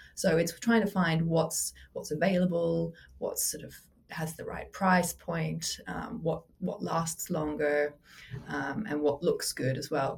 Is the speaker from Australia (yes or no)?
yes; Australia; now in London, United Kingdom; I grew up in Australia, but I'm based in London.